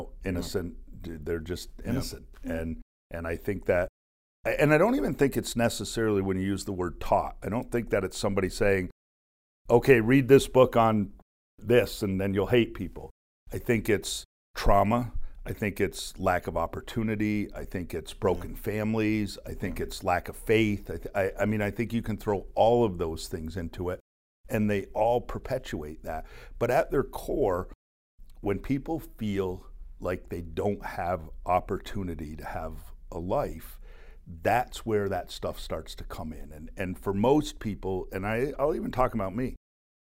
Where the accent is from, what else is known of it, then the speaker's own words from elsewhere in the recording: Plattsburgh, New York, United States; growing up in Plattsburgh, New York, for me, is the air base was here when I was growing up